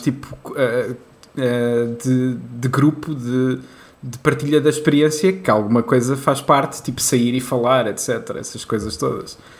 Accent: Leiria, Centro, Portugal; eu sou de Leiria

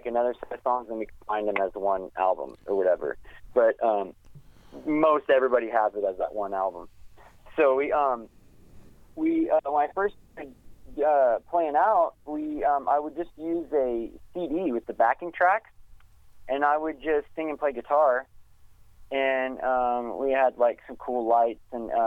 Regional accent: Wichita, Kansas, United States; moved away; I'm initially from Wichita, Kansas

